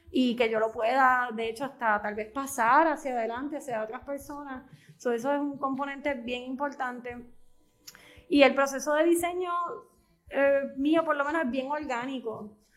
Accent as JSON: {"language": "Spanish", "town": "Bayamón", "country": "Puerto Rico", "tie": "born or raised there", "also_born_or_lived": "Dorado", "moved": "as an adult", "lives_now": "Ceiba, Puerto Rico", "said": "Yo eh, vivía en Dorado, eh, pero realmente eh, todos los componentes, mi escuela, todo era en Bayamón y mi familia ahora actualmente es eh, de Bayamón. yo siento que yo soy de Bayamón."}